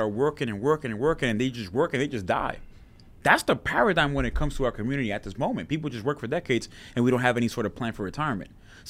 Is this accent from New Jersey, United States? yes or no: no; New York City, New York, United States; I'm from Washington Heights, Harlem area.